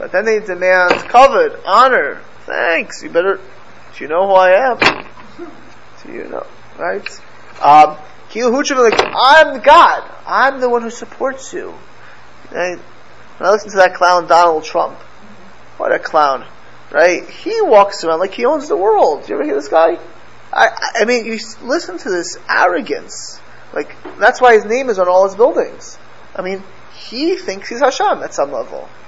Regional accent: Miami, Florida, United States; I grew up in Miami

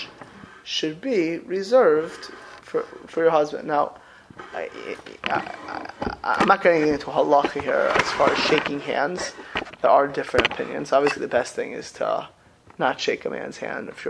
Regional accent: South Florida, United States; moved away; I grew up in South Florida.

